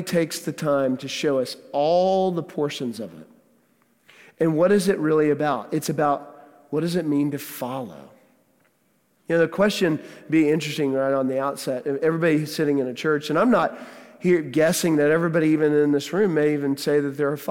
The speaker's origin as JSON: {"language": "English", "town": "Houston", "region": "Texas", "country": "United States", "moved": "yes", "said": "we are from Texas, from Houston"}